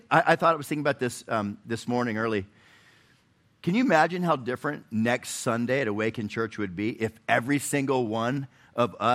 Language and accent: English; Chattanooga, Tennessee, United States; I'm from Chattanooga, but we, we stayed in Nashville last night.